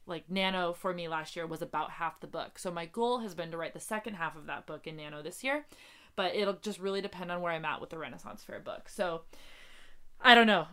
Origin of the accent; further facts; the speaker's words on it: North Dakota, United States; now in Seattle, United States; so I'm from North Dakota, uh, and my family's from North Dakota